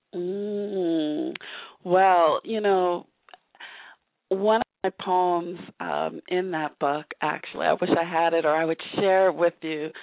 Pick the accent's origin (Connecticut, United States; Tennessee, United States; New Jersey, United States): New Jersey, United States; Northern; moved away; I'm originally from New Jersey